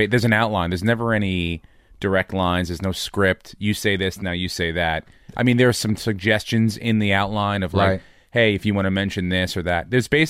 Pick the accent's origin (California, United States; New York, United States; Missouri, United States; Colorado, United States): New York, United States; I came from New York. I came from